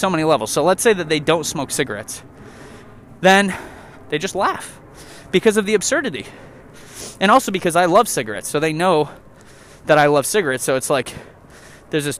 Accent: New York, United States; I'm from New York

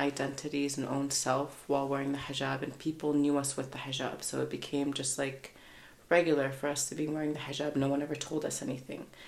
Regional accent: Mississauga, Ontario, Canada; I was born and raised in Canada, in Mississauga. I'm originally from Palestine and Morocco

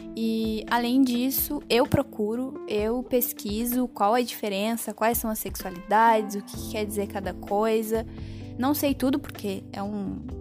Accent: Curitiba, Paraná, Brazil; moved away; eu sou de Curitiba

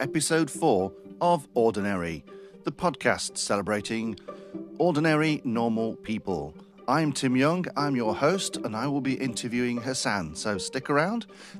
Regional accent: Derby, East Midlands, United Kingdom; I'm originally from Derby, so I'm not from Nottingham

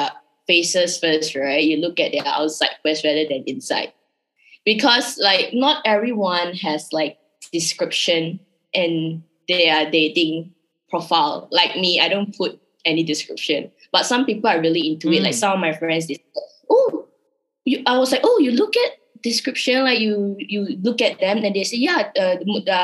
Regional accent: Malaysia; accent: Malaysian; English is a second language; my Malaysian accent

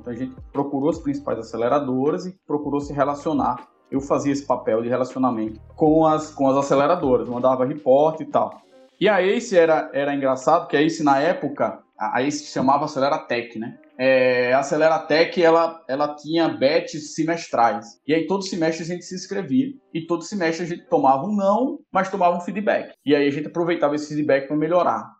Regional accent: Natal, Rio Grande do Norte, Brazil; moved away as an adult; also born or lived in Piracicaba, São Paulo / Fortaleza; now in São Paulo, Brazil; eu sou nascido em Piracicaba, aqui no interior de São Paulo, quando meu pai veio fazer mestrado na Exalc. Fui criado no Rio Grande do Norte, em Natal

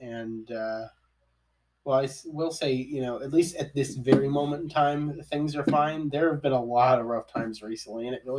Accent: outside of Cincinnati, Ohio, United States; We grew up in outside of Cincinnati

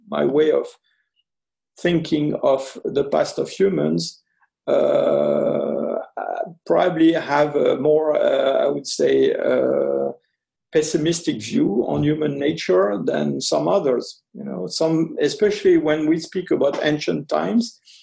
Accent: Ardennes, Grand Est, France; also born or lived in French Algeria; I lived uh, a rather long period with this uncle and aunt who were living uh, in Ardennes

